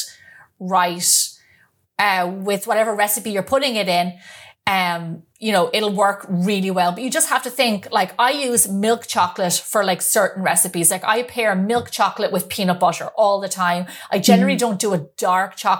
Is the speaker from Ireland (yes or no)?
yes; Ireland; moved away as an adult; now in United States; growing up in Ireland